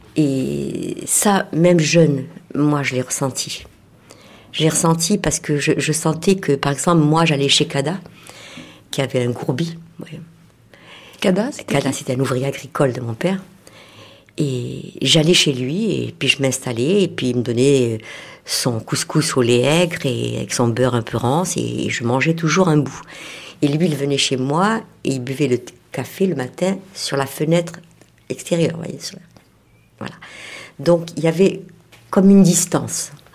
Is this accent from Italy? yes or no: no; Oued Taria, Mascara Province, Algeria; moved away as an adult; also born or lived in Oran / Paris; now in France; mon enfance, c'est toujours euh, mon village